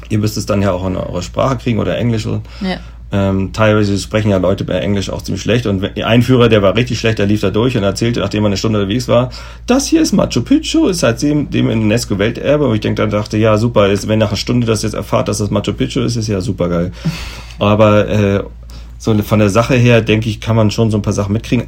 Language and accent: German; Germany; als Deutscher